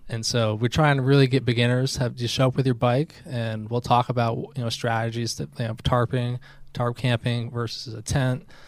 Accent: Albany, New York, United States; moved away as an adult; now in North Carolina, United States; I grew up in Albany, New York, and then I moved down to North Carolina for grad school about ten years ago

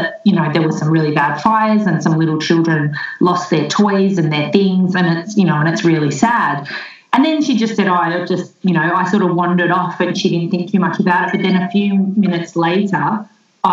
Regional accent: Melbourne, Victoria, Australia; I grew up in Melbourne, and I'm back living in Melbourne now.

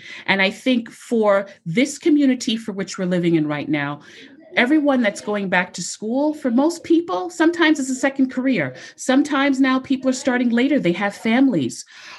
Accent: Jamaica; I don't like pasta. I'm Jamaican. I like rice.

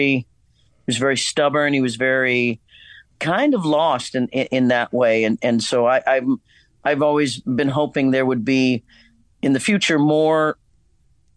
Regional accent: Kansas, United States; moved away; also born or lived in Hollywood; my growing up in Kansas

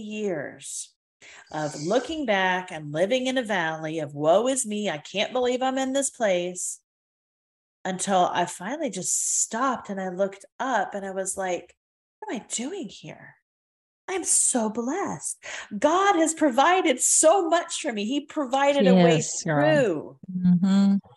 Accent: United Kingdom; now in United States; I felt like an alien in my own country because all of the verbiage I used was British. All of the products I used were British. I grew up over there.

